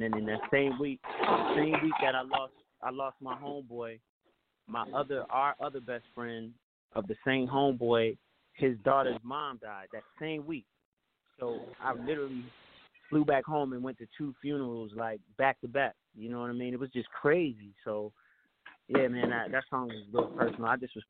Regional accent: New Jersey, United States; I'm just from Jersey. I ain't from Jamaica.

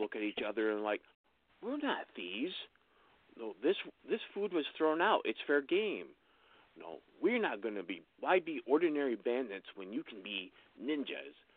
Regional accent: Wellsboro, Pennsylvania, United States; moved away as an adult; also born or lived in Wisconsin / Colorado; I grew up in Wellsboro, Pennsylvania, which is a little rural, rural town in north central Pennsylvania

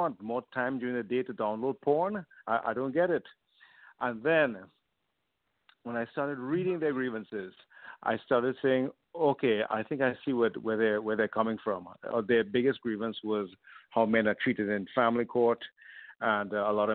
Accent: Trinidad & Tobago; moved away as an adult; now in Vancouver, Canada; I was born in Trinidad originally in the Caribbean, but moved to Canada when I was 18.

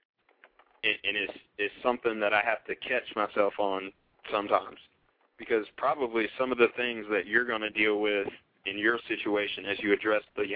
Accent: New Jersey, United States; now in North Carolina, United States; I was born in New Jersey

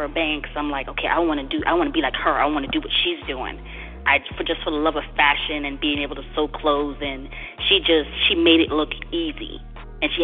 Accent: U.S. Virgin Islands; now in Georgia, United States; I'm originally from St. Thomas, Virgin Islands, born and raised.

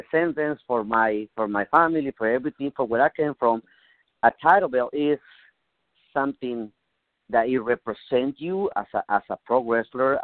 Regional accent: Mexico; English is a second language; moved away as an adult; now in United States; I come from Mexico. I learned lucha libre in Mexico

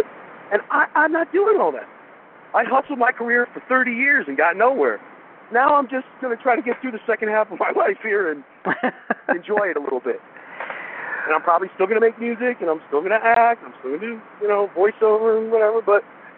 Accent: California, United States; Growing up on the Sunset Strip and watching these bands all get signed to become huge stars

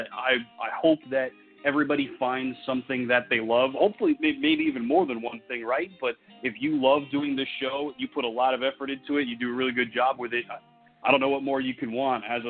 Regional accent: Raleigh, North Carolina, United States; born or raised there; moved away as an adult; also born or lived in Evanston, Illinois; now in Overland Park, United States

